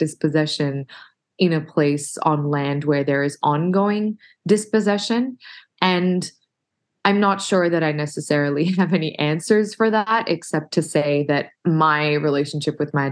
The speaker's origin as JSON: {"language": "English", "country": "Australia", "said": "being Arab Australian"}